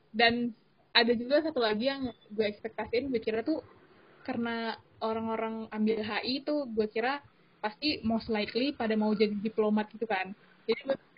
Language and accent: Indonesian; Sumatra, Indonesia; kayak gue juga dari Sumatera gitu kan dan merantau di uh, kampus luar pulau